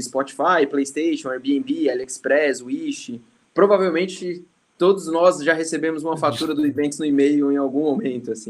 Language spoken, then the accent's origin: Portuguese; Brasília, Federal District, Brazil; also born or lived in Maceió; Eu sou de Maceió, meus pais são nordestinos, né? É, a gente foi para Brasília, eles muito novos, minha mãe ali com 19, com 20 e pouquinhos, meu pai com 20 alguma coisa. É, eles fiz, trabalharam lá, eu fui criado em Brasília